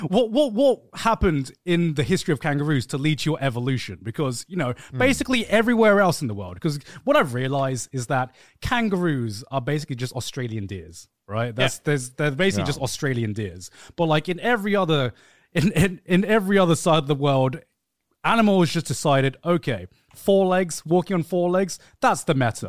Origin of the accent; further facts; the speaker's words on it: United Kingdom; we're fucking British